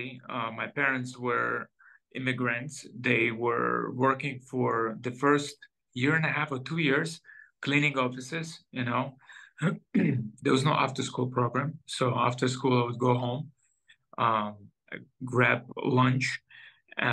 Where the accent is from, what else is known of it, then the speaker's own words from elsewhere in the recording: Israel; also born or lived in Soviet Union; I born in 1980 in Soviet Union, And when I was about maybe 10 or 9 years old, my parents decided to do Aliyah, moving to Israel from Soviet Union